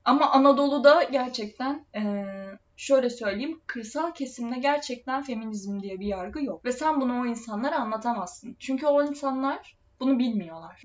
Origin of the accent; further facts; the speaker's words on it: Trabzon, Turkey; biz Trabzonluyuz